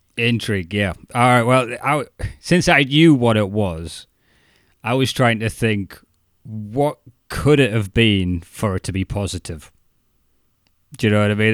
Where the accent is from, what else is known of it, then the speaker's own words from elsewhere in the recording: Newcastle upon Tyne, North East England, United Kingdom; accent: Geordie; moved away as an adult; also born or lived in Chester-le-Street; I got more Geordie the further south I mm. went, and I was known as the Toon fan